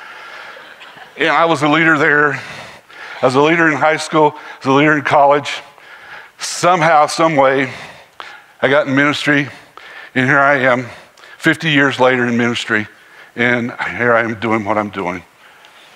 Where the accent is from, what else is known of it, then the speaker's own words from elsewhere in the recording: Harrisburg, North Carolina, United States; Growing up in Harrisburg, North Carolina, out in the country